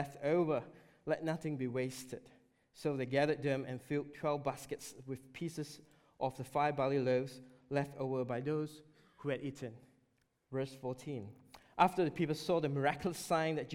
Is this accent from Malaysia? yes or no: yes; Malaysia; moved away; we had an opportunity to visit Malaysia, my home country.